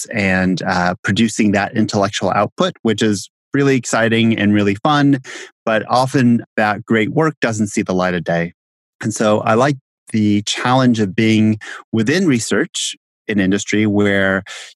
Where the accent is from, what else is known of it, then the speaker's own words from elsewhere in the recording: Southern California, United States; also born or lived in Bay Area, California / Baltimore, Maryland; I grew up in Southern California